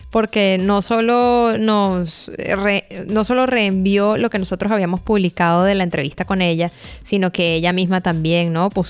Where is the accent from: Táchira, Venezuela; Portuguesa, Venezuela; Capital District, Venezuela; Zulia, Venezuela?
Portuguesa, Venezuela; Guanare; now in Europe; sí, soy venezolano, soy de Guanare, me vine a Europa en 2001, les mando muchos abrazos